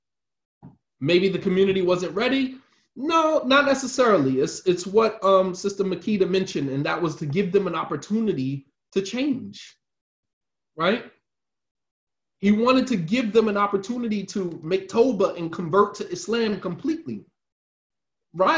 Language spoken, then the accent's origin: English; United States; us as African Americans